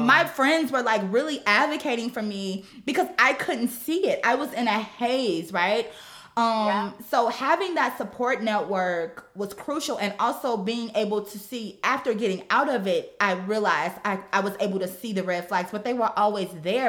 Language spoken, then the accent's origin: English; Gary, Indiana, United States; moved away as an adult; also born or lived in Chicago; I was born and raised in Gary, Indiana.